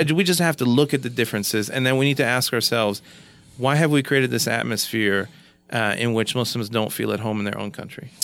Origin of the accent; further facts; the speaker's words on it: Kansas, United States; now in Oklahoma, United States; from Kansas, uh, you know, moving to Oklahoma